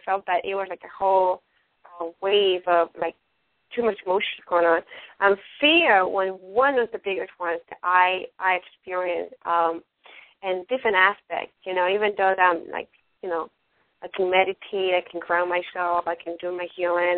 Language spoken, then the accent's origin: English; Ecuador; first language Spanish; English is a second language; also born or lived in New York, United States; now in Sarasota, United States; I'm not from United States, I'm from Ecuador, I'm speak, you know, in, you know, English is my second language, and Spanish, I have a Latin background